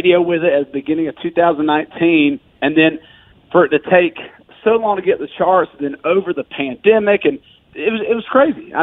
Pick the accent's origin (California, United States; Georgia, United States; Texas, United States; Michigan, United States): Georgia, United States; now in Nashville, United States; I grew up in Georgia, but I will tell you that I've lived in Nashville now for 8-plus years.